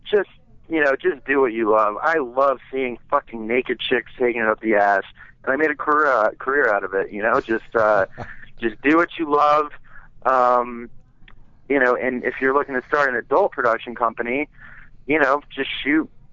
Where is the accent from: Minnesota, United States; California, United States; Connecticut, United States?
Connecticut, United States; Westport; moved away; my hometown paper back in Westport, Connecticut